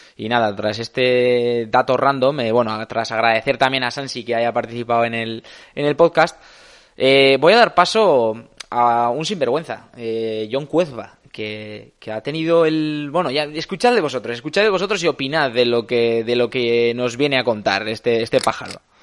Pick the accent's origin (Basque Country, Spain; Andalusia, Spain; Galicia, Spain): Basque Country, Spain; Escoriaza; mi pueblo natal, de Escoriaza